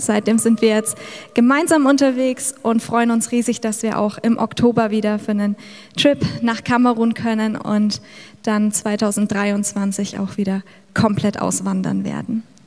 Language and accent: German; Middle Franconia, Bavaria, Germany; moved away as an adult; also born or lived in Cameroon; ich bin im kleinen Dorf in Mittelfranken in Bayern aufgewachsen